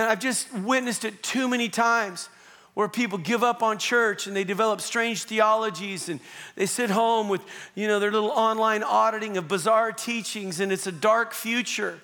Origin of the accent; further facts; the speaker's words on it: Southern Oregon, United States; also born or lived in Long Beach, California; now in Calgary, Canada; I grew up in Southern Oregon, part of my upbringing, and my family lived on 27 acres